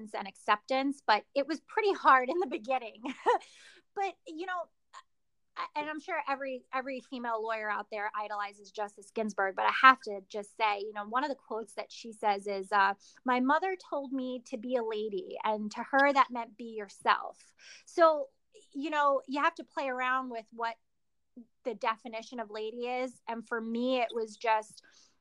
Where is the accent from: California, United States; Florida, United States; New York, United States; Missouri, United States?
New York, United States; I'm from New York